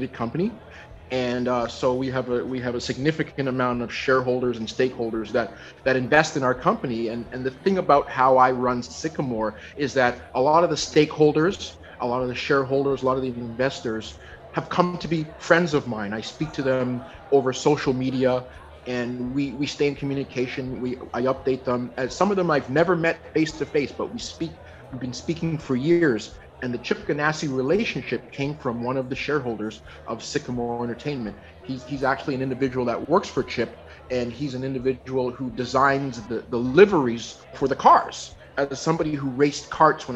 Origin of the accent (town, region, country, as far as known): Toronto, Ontario, Canada; born or raised there; now in Vancouver, Canada